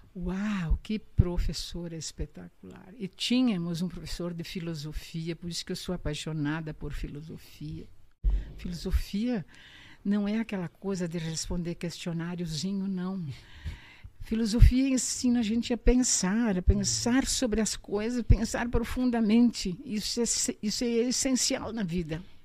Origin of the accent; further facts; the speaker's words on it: Panambi, Rio Grande do Sul, Brazil; Então voltei para casa, meus pais moravam aqui, voltei para casa